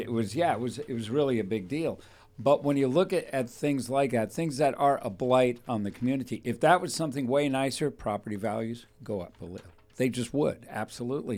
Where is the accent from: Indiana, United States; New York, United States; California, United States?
California, United States; Thousand Oaks; I was raised in Thousand Oaks